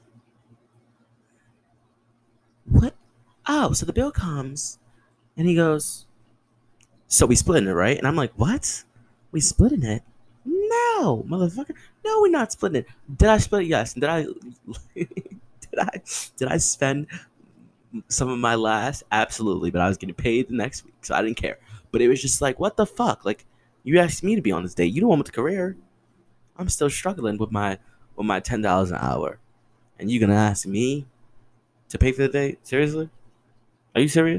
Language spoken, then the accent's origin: English; New Jersey, United States; also born or lived in Bronx, New York; I'm from the Bronx. Like, I grew up in Jersey, but there's still a little Bronx in me